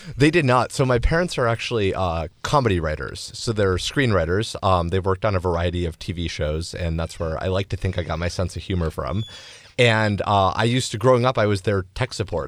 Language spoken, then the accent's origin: English; Los Angeles, California, United States; I grew up in Los Angeles